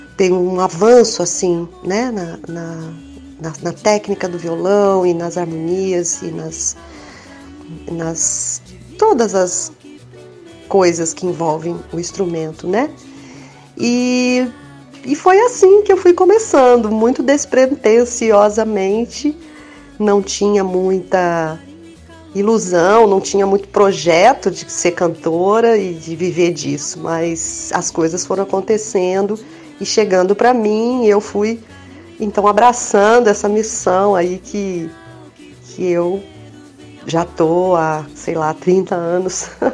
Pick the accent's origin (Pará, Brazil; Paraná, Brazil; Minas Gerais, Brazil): Minas Gerais, Brazil; eu sou de Minas e eu me lembro da minha infância em casa